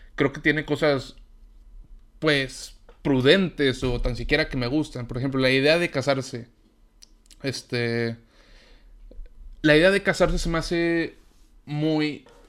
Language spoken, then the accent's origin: Spanish; Mexico; yo soy de México